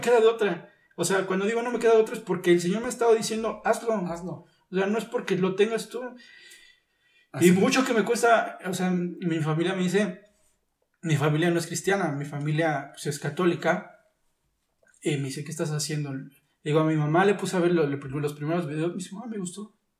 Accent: Texcoco, State of Mexico, Mexico; also born or lived in Pachuca; yo soy de aquí de Texcoco, pero ah. yo estuve en, Pachuca, perdón, estuve estudiando en Pachuca

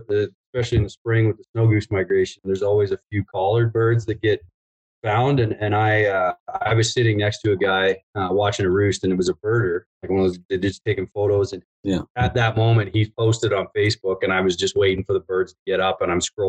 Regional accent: Southern Ontario, Canada; moved away as an adult; now in Alberta, Canada; I grew up in Southern Ontario

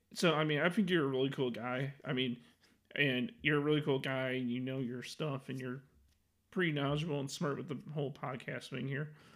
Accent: Chicago, Illinois, United States; I'm from Chicago

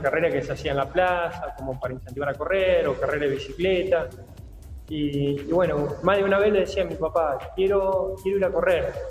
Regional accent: Río Colorado, Río Negro, Argentina; also born or lived in Bahía Blanca / Coronel Pringles; now in Puan, Argentina; desde los tres años me crié y hice todo mi infancia y mi adolescencia en Río Colorado, provincia de Río Negro

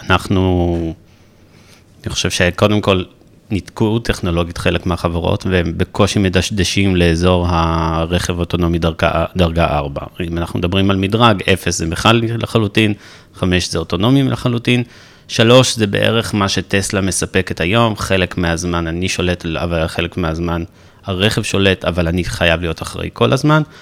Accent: Jerusalem, Jerusalem District, Israel; אני ירושלמי, בן 40, נשוי לשירה, אבא לנוגה בת שלוש

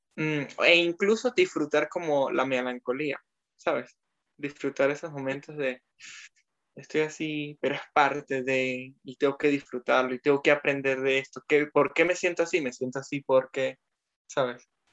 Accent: Mérida, Venezuela; moved away as an adult; also born or lived in French Alps, France; now in France; soy de Mérida

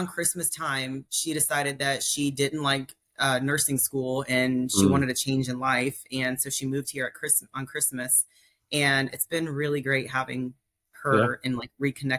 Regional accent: United States; moved away as an adult; also born or lived in Japan; growing up in the States

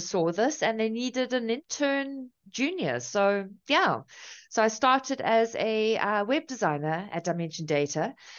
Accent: South Africa; also born or lived in Cape Town; So I'm from South Africa. I'm currently in Cape Town.

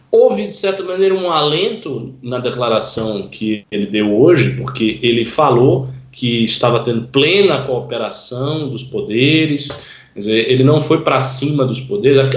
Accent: Salvador, Bahia, Brazil; Aí em Salvador, o prefeito lá que eu, que eu acompanho bem, que é minha terra, né

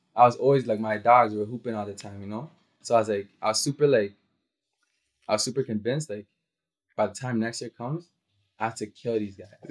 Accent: Toronto, Ontario, Canada; also born or lived in Dallas, Texas; I'm from Scarborough

